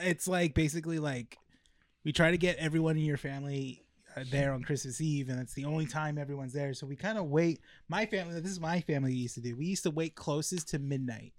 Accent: La Habra, California, United States; also born or lived in Downey, California; I was born in Downey and then moved to La Habra.

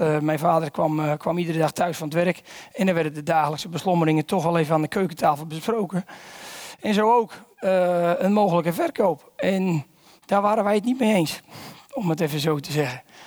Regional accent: Volendam, North Holland, Netherlands; ik kom uit Volendam

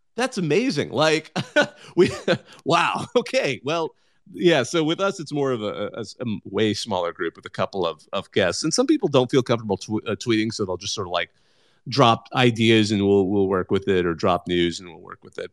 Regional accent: Bakersfield, California, United States; I grew up in the Central Valley myself

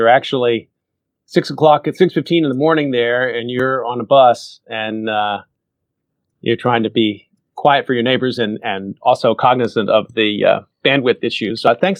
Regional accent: Dallas-Fort Worth Metroplex, Texas, United States; growing up in the Dallas-Fort Worth Metroplex, he was a voice you heard often.

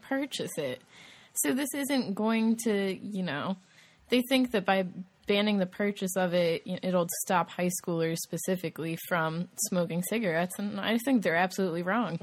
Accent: Massachusetts, United States; now in Columbia, United States; I'm from Massachusetts

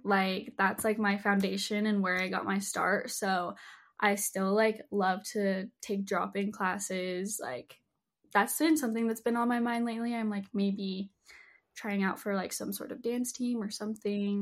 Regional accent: Salt Lake City, Utah, United States; I was born and raised in Salt Lake City, Utah

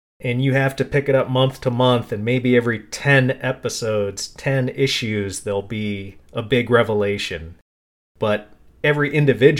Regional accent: East Coast, United States; also born or lived in San Francisco; growing up on the East Coast

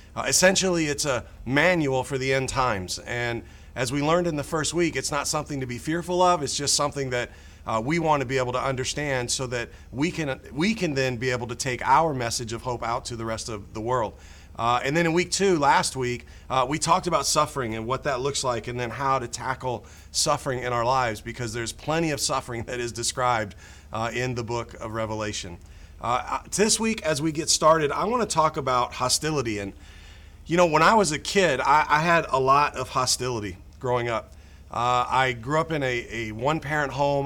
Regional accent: United States; growing up in America

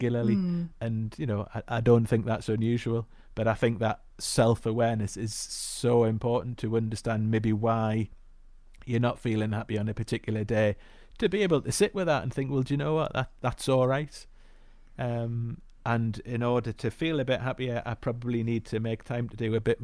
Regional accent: the Northeast, North East England, United Kingdom; also born or lived in Glasgow; I grew up in the Northeast, went to school in the Northeast, then went to university

